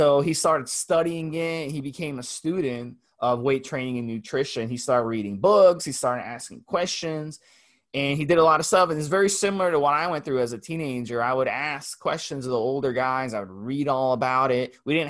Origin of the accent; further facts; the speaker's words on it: United States; the ignorant American.